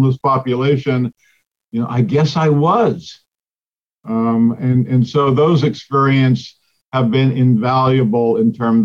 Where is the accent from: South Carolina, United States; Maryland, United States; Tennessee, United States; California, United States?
California, United States; Pasadena; I was born in the Los Angeles area in Pasadena back in 1956